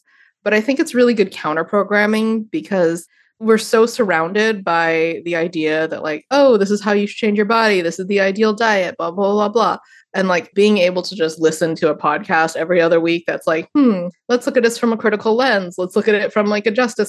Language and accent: English; United States; growing up in the United States